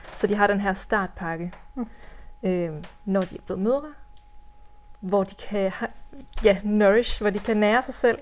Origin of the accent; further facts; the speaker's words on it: Hvide Sande, Central Denmark Region, Denmark; also born or lived in Copenhagen / Central Jutland / North Jutland; now in Hjørring area, Denmark; jeg er vokset op i Hvide Sande